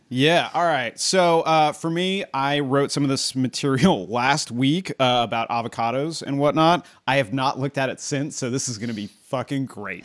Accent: Southern California, United States; I'm from SoCal

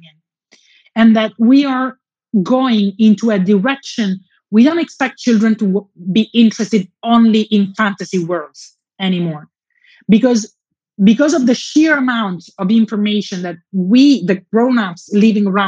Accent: Southern Italy, Italy; my hometown in southern Italy

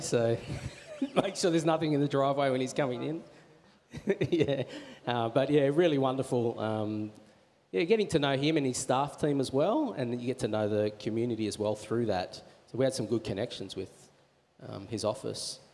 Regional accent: Wollongong, New South Wales, Australia; moved away as an adult; also born or lived in Marrickville; now in Manly, Australia; I grew up in Wollongong and um, did all my study down there and my schooling down there

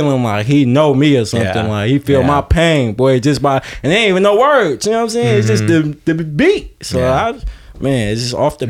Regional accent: Bay Area, California, United States; me being from the Bay Area

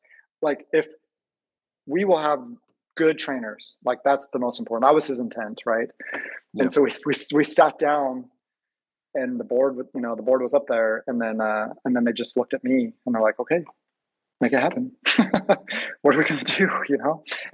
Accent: Seattle, Washington, United States; Where are you from? I'm like, oh, I'm from, you know, Seattle.

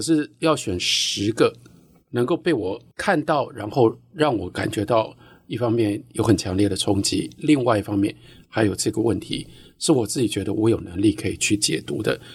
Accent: Taiwan; also born or lived in United States; 作为一个台湾人，嗯。呃，我们跟日本有 这么多千丝万缕的关系

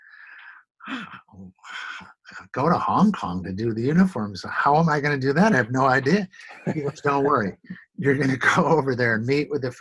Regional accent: Elmira, New York, United States; moved away; We grew up in Elmira, which is next to Watkins Glen

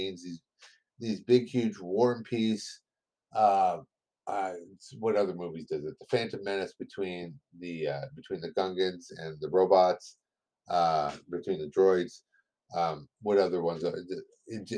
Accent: United States; accent: American English; first language English; I was raised on English. I was raised on American English.

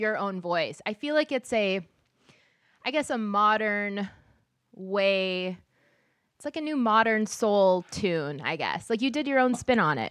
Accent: Minneapolis, Minnesota, United States

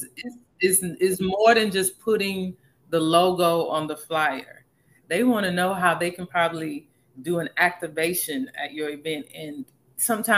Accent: Houston, Texas, United States; I was born and raised in Houston, but I grew up in a Nigerian home

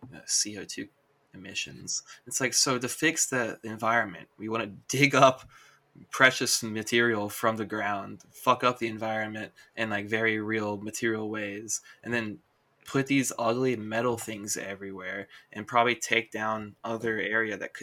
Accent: Alabama, United States; As a kid growing up in Alabama

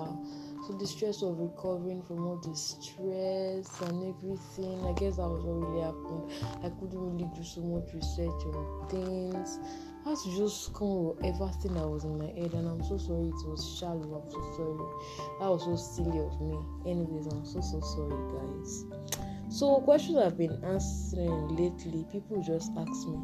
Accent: Oyo, Nigeria; I'm from Oyo State

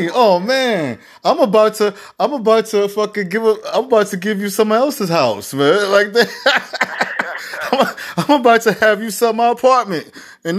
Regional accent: New York City, New York, United States; You know I'm from Harlem

